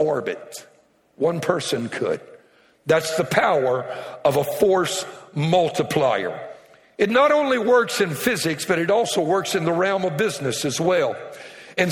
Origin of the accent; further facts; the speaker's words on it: Cajun, Louisiana, United States; I'm Cajun, and I love telling jokes from my culture